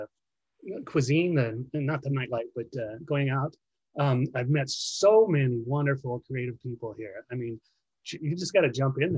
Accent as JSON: {"language": "English", "town": "New York City", "region": "New York", "country": "United States", "tie": "born or raised there", "moved": "yes", "lives_now": "Arizona, United States", "said": "I was born in Brooklyn"}